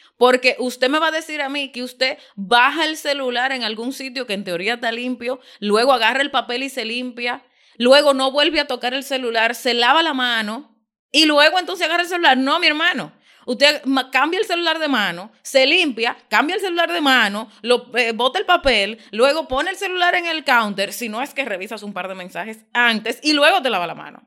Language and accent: Spanish; Dominican Republic; yo no tengo ningún interés de que me llamen otra cosa que no sea dominicana.